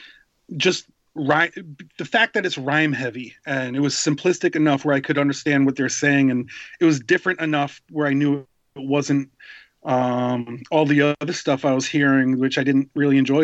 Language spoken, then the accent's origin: English; Rhode Island, United States; moved away as an adult; also born or lived in New York City; I was raised in Rhode Island, and we're kind of in between Boston and New York City